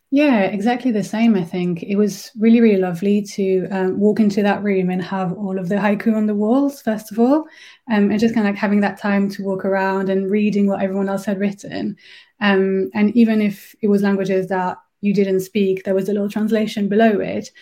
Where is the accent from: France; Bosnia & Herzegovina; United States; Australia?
France; first language French; English is a second language; moved away as an adult; also born or lived in Berlin; now in Birmingham, United Kingdom; I'm originally from France, uh, but I've been living in Birmingham for almost 10 years now